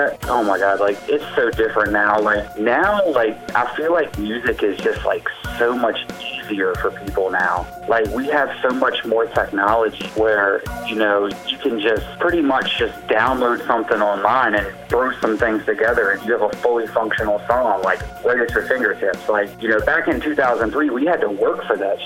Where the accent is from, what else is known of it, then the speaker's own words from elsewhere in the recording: Richmond, United States; I'm a producer from Richmond